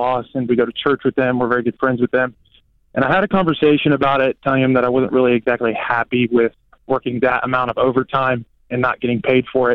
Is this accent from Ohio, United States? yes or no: yes; Ohio, United States; moved away as an adult; also born or lived in Florida; I'm originally from Ohio.